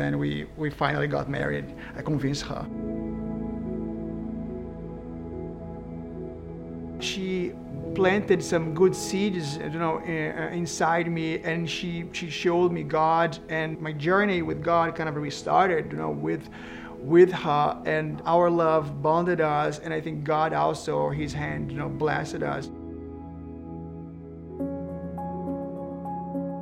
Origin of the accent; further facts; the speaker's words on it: Rio de Janeiro, Brazil; English is a second language; moved away as an adult; now in Rochester, United States; we're from Rio de Janeiro, Brazil, the wonderful city.